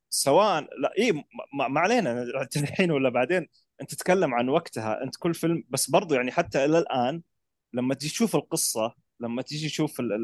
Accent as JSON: {"language": "Arabic", "country": "Saudi Arabia", "said": "احنا عندنا العرب او السعوديين"}